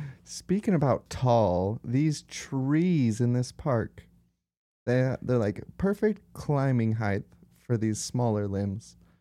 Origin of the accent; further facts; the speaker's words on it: Utah, United States; we're from Utah